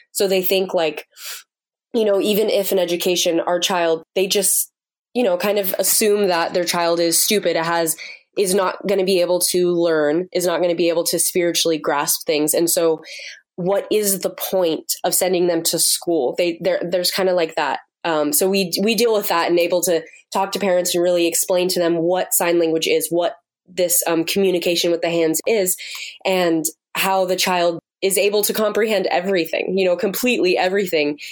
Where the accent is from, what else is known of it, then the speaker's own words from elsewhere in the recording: United States; moved away as an adult; now in Uganda; being an American over there